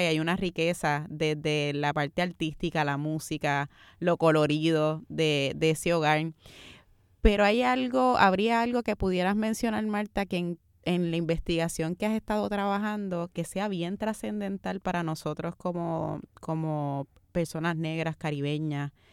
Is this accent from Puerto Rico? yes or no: yes; Puerto Rico; nos reconocemos como puertorriqueños